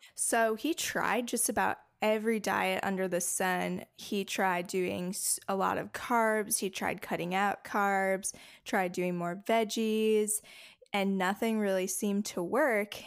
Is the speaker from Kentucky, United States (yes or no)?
no; Faribault, Minnesota, United States; also born or lived in Bloomington, Minnesota; I was born in Bloomington, Minnesota, and then I grew up in Faribault, Minnesota